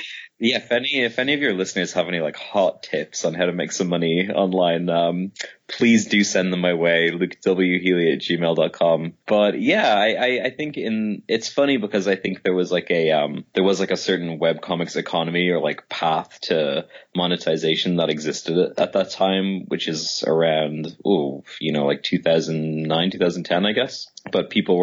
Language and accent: English; Dublin, Leinster, Ireland; moved away; I'm from Dublin